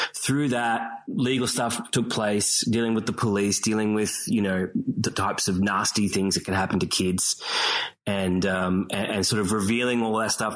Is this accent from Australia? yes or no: yes; Australia; moved away; I'm the Australian guy